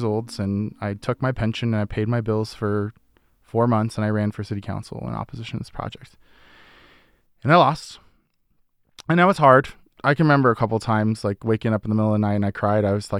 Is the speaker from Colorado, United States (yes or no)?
yes; Denver, Colorado, United States; When I was like 14 years old, we moved from West Denver to East Denver, and it was a former Superfund site.